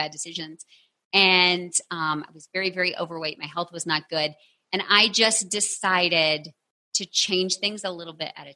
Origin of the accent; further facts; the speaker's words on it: Texas, United States; I'm from Texas